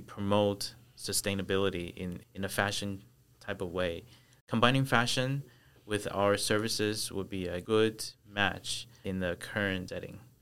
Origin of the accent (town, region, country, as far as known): United States; born or raised there; moved away as an adult; also born or lived in Taichung, Taiwan; now in Taiwan